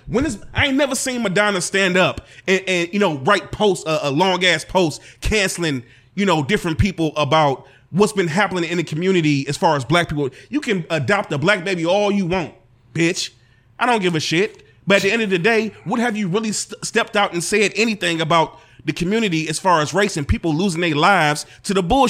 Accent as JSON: {"language": "English", "town": "East Cleveland", "region": "Ohio", "country": "United States", "said": "Hey, look, I'm from East Cleveland."}